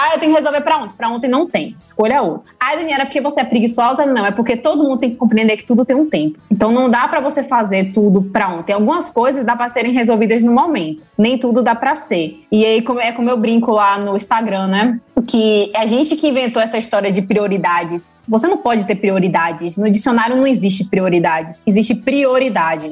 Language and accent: Portuguese; Salvador, Bahia, Brazil; Eu sou zootecnista formada aqui na Bahia, eu nasci aqui em Salvador mesmo.